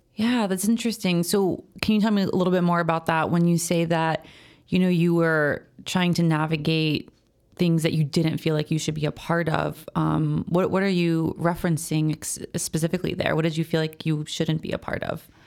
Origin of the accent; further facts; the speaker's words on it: United States; I was born in America, I'm Puerto Rican and Italian